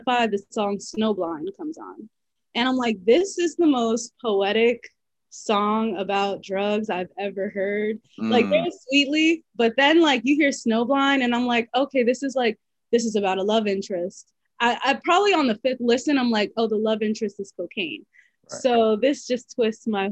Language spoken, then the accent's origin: English; New York City, New York, United States; I grew up in the Bronx